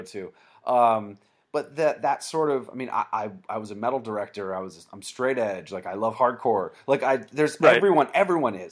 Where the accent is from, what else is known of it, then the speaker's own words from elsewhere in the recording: Vermont, United States; I grew up in Vermont, and I had hardcore and punk shows to go